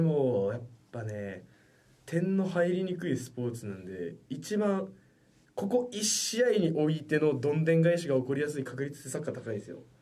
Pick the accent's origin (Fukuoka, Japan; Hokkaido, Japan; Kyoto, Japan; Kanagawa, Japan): Fukuoka, Japan; 福岡県福岡出身です